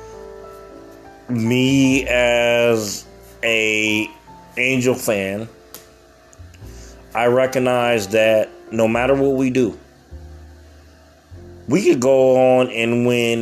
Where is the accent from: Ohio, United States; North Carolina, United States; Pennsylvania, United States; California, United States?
California, United States; Southern; I'm from the state of California. I'm from Southern California